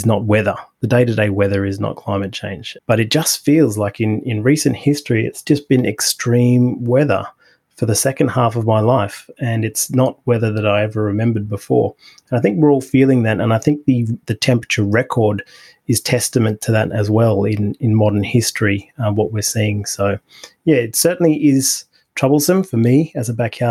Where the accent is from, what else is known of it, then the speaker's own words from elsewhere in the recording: Australia; as an Australian